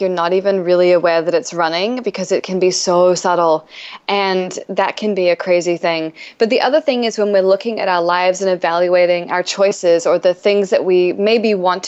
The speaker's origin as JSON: {"language": "English", "country": "New Zealand", "moved": "as an adult", "lives_now": "New York City, United States", "said": "I'm an author from New Zealand, but I've been living in New York City for 8 years now"}